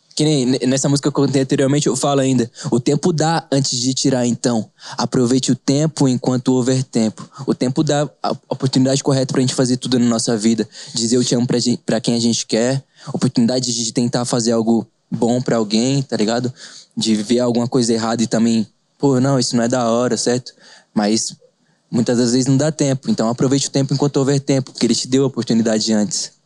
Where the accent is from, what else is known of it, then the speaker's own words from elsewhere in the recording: Avaré, São Paulo, Brazil; Sou de Avaré, continuei mesmo